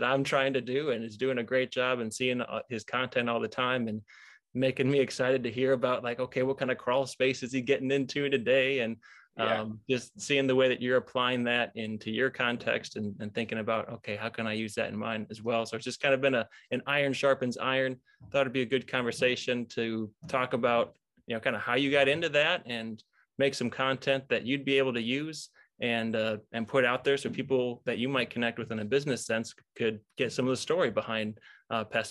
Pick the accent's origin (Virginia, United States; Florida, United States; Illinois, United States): Illinois, United States; moved away as an adult; also born or lived in Michigan; now in Wisconsin, United States; Grew up in Illinois